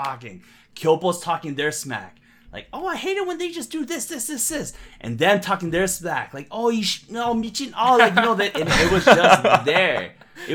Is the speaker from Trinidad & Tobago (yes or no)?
no; St. Catharines, Ontario, Canada; also born or lived in Toronto / Hamilton; Born in Toronto, raised in St. Catharines, and then Hamilton, and then Toronto